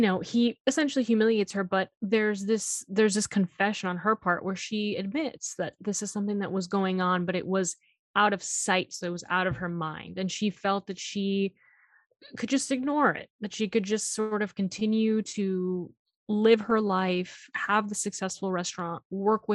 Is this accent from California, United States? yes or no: no; Miami, Florida, United States; I'm from Miami